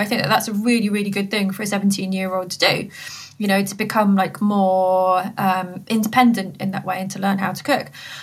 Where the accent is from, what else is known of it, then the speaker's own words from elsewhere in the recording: Coventry, West Midlands, United Kingdom; I grew up in Coventry, so I was there at college